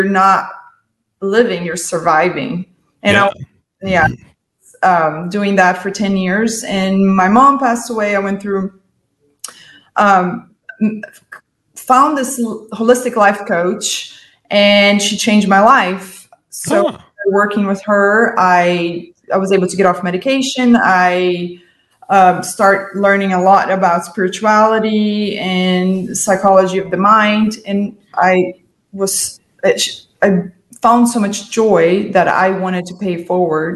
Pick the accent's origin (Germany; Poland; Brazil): Brazil; moved away as an adult; now in United States; I'm an immigrant from Brazil